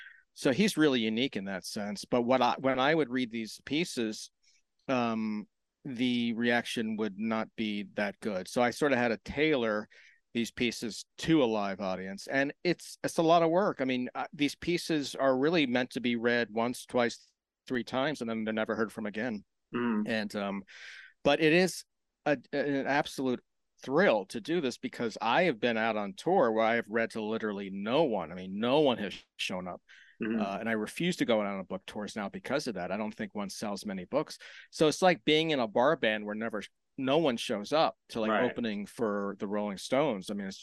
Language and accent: English; Maryland, United States; I am from Maryland, south of Baltimore, near the Virginia line.